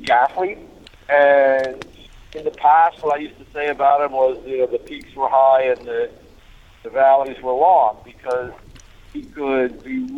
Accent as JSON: {"language": "English", "region": "the New York area", "country": "United States", "tie": "born or raised there", "said": "growing up in the New York area"}